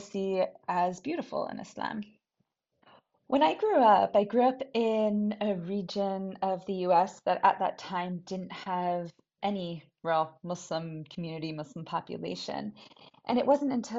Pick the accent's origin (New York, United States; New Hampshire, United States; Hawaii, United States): New Hampshire, United States; Brookline; I'm from Brookline, New Hampshire.